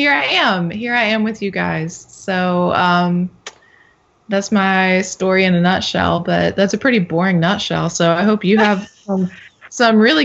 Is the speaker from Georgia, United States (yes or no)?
yes; Gainesville, Georgia, United States; also born or lived in Tennessee / Atlanta; I was born in Gainesville, Georgia in 1987, and I still live in Georgia today